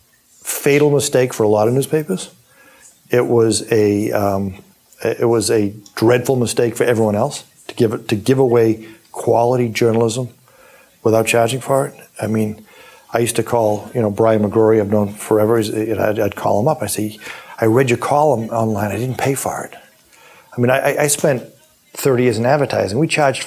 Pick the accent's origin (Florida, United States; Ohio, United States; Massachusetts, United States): Massachusetts, United States; Weymouth; I ran for office in my hometown of Weymouth